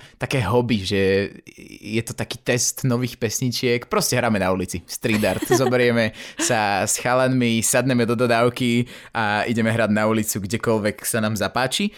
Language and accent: Slovak; Slovakia; doma na Slovensku